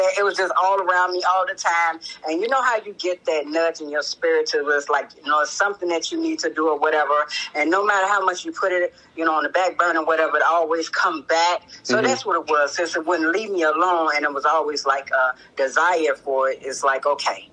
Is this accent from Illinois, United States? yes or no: yes; Chicago, Illinois, United States; I'm from Chicago